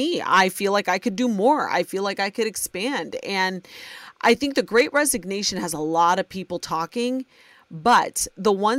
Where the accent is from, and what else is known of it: Ohio, United States; born or raised there